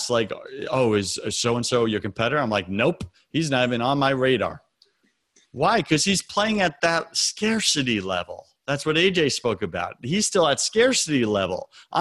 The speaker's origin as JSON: {"language": "English", "area": "Long Island", "region": "New York", "country": "United States", "tie": "born or raised there", "moved": "yes", "lives_now": "US South", "said": "I was raised on Long Island."}